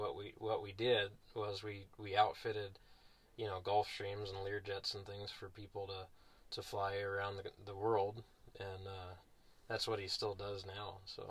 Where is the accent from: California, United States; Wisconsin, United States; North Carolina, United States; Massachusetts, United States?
California, United States; Los Angeles County; also born or lived in Sierra Nevada; growing up near Los Angeles County, the suburbs of Los Angeles County, not really known for horses, but there are a lot of horse ranches there.